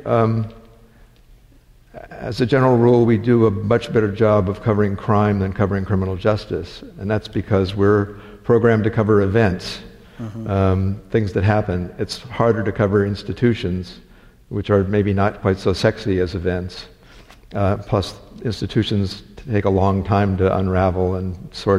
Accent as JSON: {"language": "English", "region": "California", "country": "United States", "tie": "born or raised there", "said": "I grew up in California"}